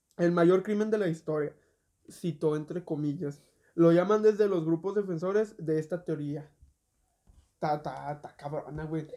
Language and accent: Spanish; Mexico; nosotros que somos mexicanos